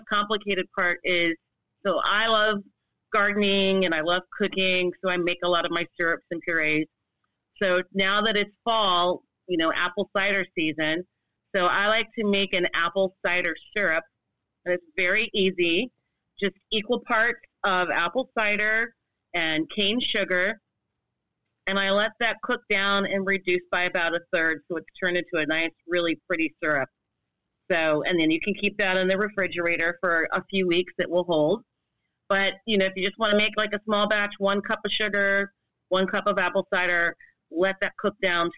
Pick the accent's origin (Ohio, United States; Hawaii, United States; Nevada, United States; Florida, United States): Ohio, United States; now in Chicago, United States; I grew up in Ohio